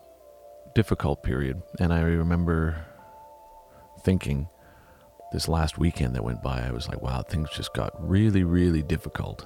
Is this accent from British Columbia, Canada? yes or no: yes; Vancouver, British Columbia, Canada; I was raised in Vancouver.